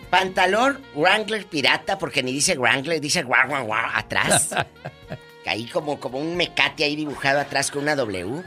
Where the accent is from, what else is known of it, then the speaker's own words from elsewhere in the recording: Matamoros, Tamaulipas, Mexico; yo que crecí en la frontera en Matamoros